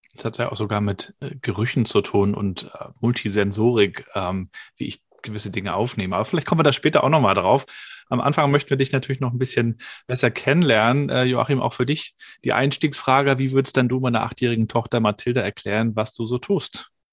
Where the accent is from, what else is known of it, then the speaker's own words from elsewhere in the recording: Rostock, Mecklenburg-Vorpommern, Germany; aus meiner Schülerzeit, da ist man dann mit, weiß gar nicht, zwölf oder dreizehn oder sowas in der Richtung ins Berufsinformationszentrum gepilgert ins BITS, so hieß das bei uns in Rostock